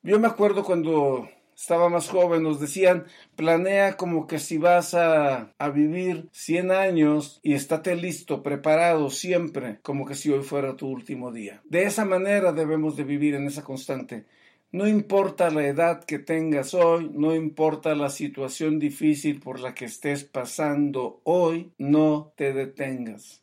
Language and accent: Spanish; Mexico; yo como mexicano